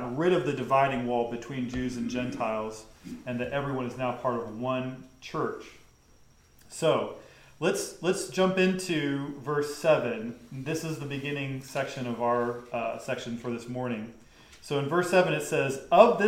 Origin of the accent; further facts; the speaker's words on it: the South, United States; I grew up in the South.